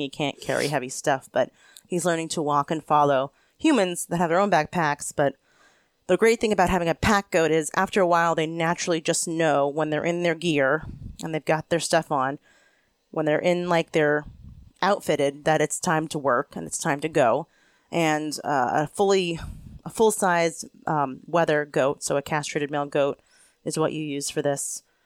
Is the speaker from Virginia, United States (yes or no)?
no; Pennsylvania, United States; also born or lived in Tennessee / Vermont; now in Vermont–New York border area, United States; I moved back to the East Coast, which is where I'm from, I'm from Pennsylvania